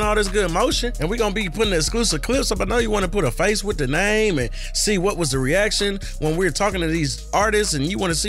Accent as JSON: {"language": "English", "region": "Georgia", "country": "United States", "said": "I'm originally from Georgia."}